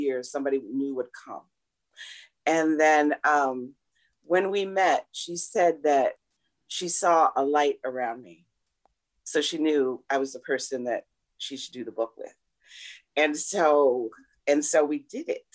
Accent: Flint, Michigan, United States; I'm from Flint.

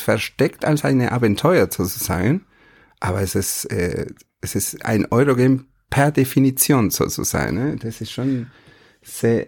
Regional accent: Argentina; German is a second language; moved away; ich bin kein Holländer, sondern ich komme aus Argentinien

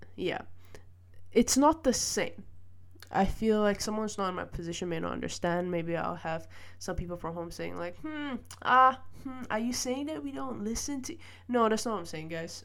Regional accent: Malaysia; now in Netherlands; I grew up in Malaysia and I moved to the Netherlands

